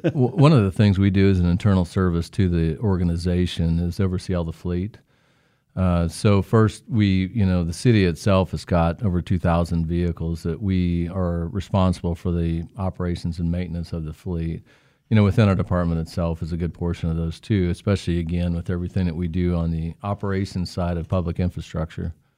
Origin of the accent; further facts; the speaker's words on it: Newton, Kansas, United States; I'm from Newton.